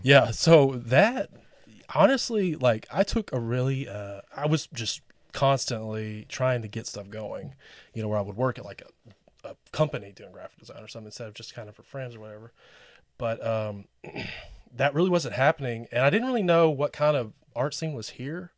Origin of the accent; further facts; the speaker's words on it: England, Arkansas, United States; also born or lived in Tempe, Arizona; now in Rogers, United States; I grew up in England, Arkansas, which is like thirty minutes from Little Rock